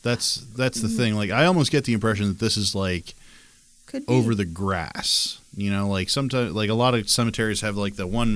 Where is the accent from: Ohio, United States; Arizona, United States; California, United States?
Ohio, United States; Gahanna; when we grew up in Gahanna